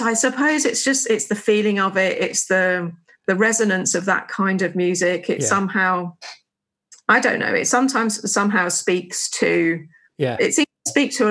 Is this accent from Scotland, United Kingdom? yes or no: no; Suffolk, East of England, United Kingdom; I grew up in Suffolk